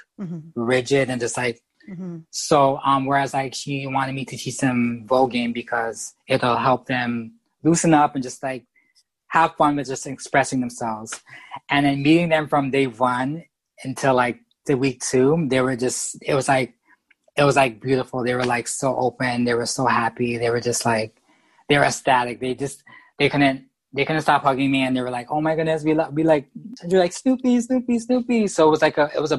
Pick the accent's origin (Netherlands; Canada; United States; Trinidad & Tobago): Canada; I'm from Canada